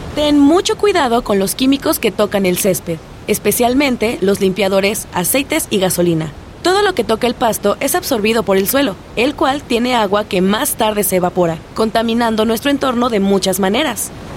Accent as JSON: {"language": "Spanish", "country": "Mexico", "said": "nuestra nutrición como mexicanas, como mexicanos"}